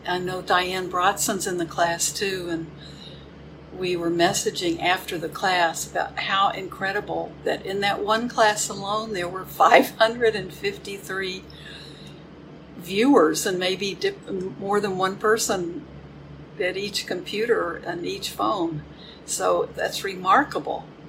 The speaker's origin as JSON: {"language": "English", "town": "Houston", "region": "Texas", "country": "United States", "tie": "born or raised there", "moved": "yes", "lives_now": "Crystal Lake, United States", "said": "My hometown is Houston"}